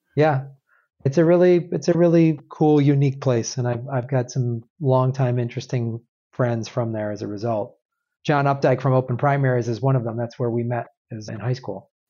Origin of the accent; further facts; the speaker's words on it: Madison, Wisconsin, United States; moved away; also born or lived in Evanston, Illinois; I grew up in the Midwest. I, I grew up in Madison, Wisconsin